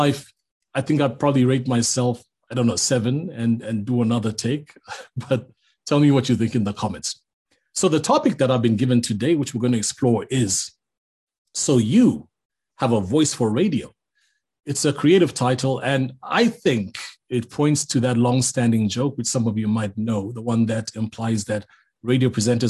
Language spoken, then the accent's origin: English; Zambia; growing up in Zambia